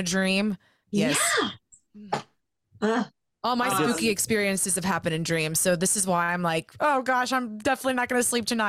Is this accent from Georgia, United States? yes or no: yes; Georgia, United States; I'm from the South too. I'm from Georgia. Born and raised, and I went to a Christian school growing up, all the way up through like fourth grade, fifth grade.